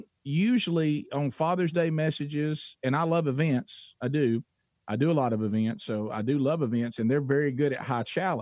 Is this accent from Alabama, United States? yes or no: yes; Oxford, Alabama, United States; I'm a C student from Calhoun County, Alabama